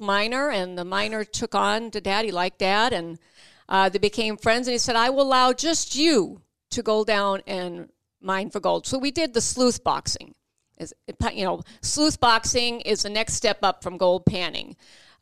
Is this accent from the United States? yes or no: yes; Lowell, Massachusetts, United States; moved away; also born or lived in Alaska; I was born in Lowell, Massachusetts